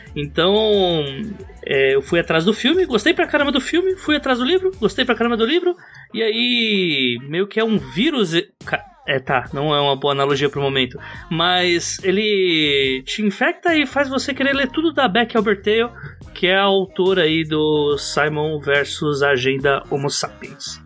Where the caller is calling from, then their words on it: São Paulo, Brazil; Eu falo do local mais importante de São Paulo, que é o bairro de Itaquera, Zona Leste